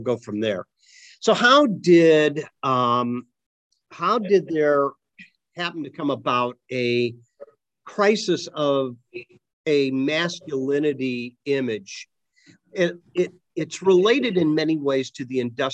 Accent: Akron, Ohio, United States; when I was growing up in Akron, the rubber industry owned the town

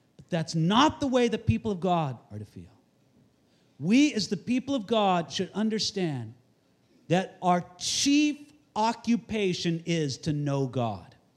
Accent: Santa Barbara, California, United States; I'm from Santa Barbara, California

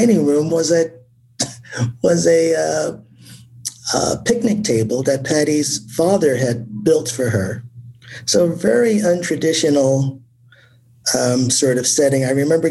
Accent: Newark, New Jersey, United States; growing up in a city the size of Newark

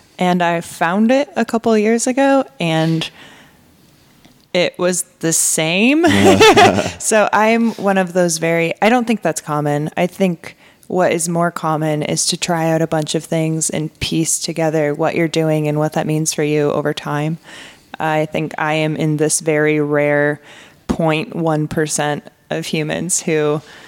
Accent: Michigan, United States; moved away as an adult; now in Portland, United States; I'm from Michigan, the Midwest.

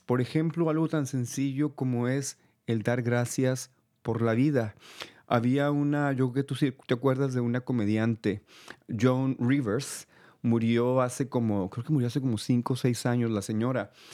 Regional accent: El Paso, Texas, United States; moved away; also born or lived in California; yo soy de Texas, soy del Paso, Texas

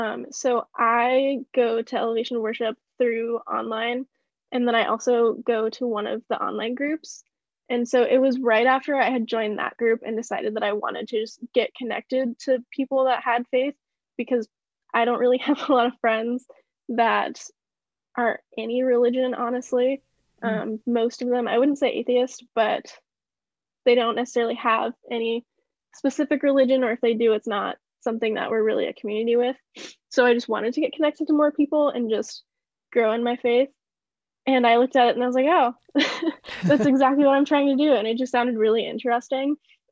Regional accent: Washington, United States; born there; I have to say Washington. That's where I go to college. That's where I was born.

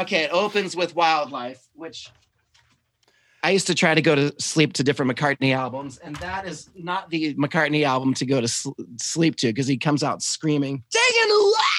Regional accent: the South, United States; I was raised in the South and I'm just trying to cover up my accent

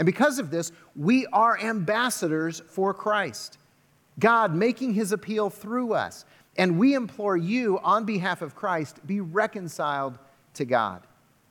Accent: United States; I'm an American, and I'm a proud American

